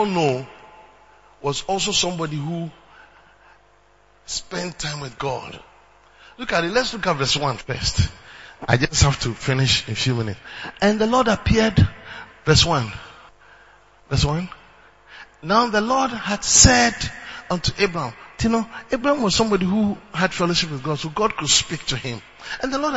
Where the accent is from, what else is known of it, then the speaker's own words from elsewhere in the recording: Ghana; moved away as an adult; also born or lived in Uganda; as a Ghanaian